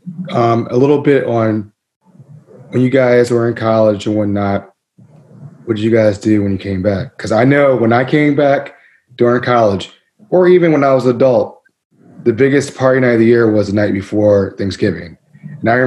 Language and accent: English; Mid-Atlantic, United States; I'm from the Mid Atlantic